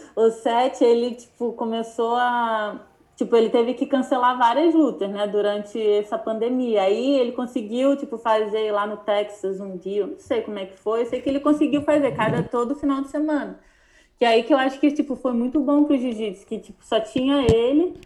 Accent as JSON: {"language": "Portuguese", "country": "Brazil", "also_born_or_lived": "North America", "moved": "yes", "lives_now": "United States"}